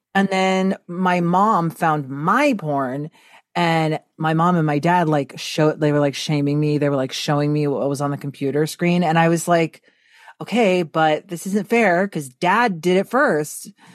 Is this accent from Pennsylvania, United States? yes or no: no; Texas, United States; I was born in Texas